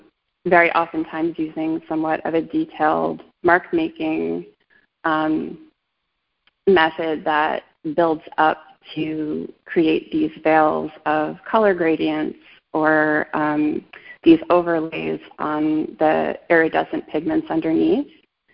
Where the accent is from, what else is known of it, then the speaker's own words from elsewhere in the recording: Brooklyn, New York, United States; also born or lived in Long Island; but I'm from New York.